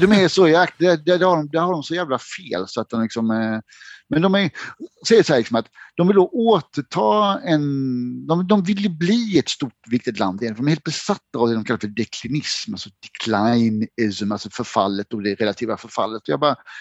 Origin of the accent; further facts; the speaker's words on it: Blekinge, Sweden; moved away; also born or lived in France; jag är ju från Blekinge